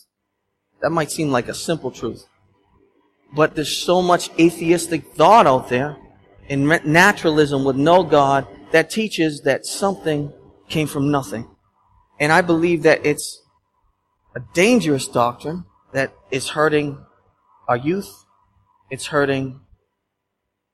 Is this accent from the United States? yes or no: yes; Boston, Massachusetts, United States; I'm Bostonian